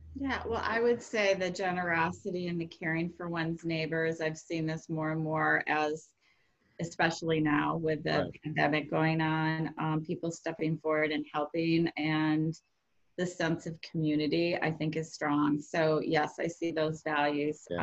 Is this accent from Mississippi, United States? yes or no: no; Rockford, Illinois, United States; moved away as an adult; also born or lived in Iowa / Fresno / Bay Area; I grew up in Rockford, Illinois